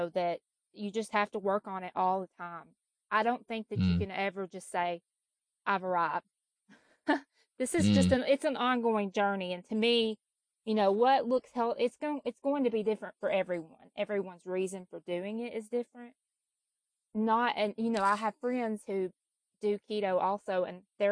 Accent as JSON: {"language": "English", "region": "Kentucky", "country": "United States", "tie": "born or raised there", "moved": "yes", "lives_now": "Tennessee, United States", "said": "I was raised in Kentucky and I've lived in Tennessee for the last 20 years"}